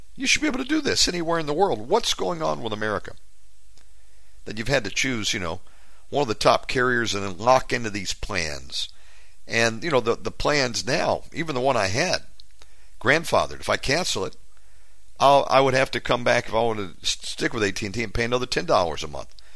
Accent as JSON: {"language": "English", "country": "United States", "moved": "yes", "said": "I'm an American. I just live abroad"}